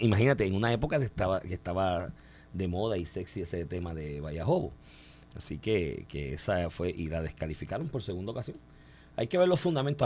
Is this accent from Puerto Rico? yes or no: yes; Comerío, Puerto Rico; moved away; es mi pueblo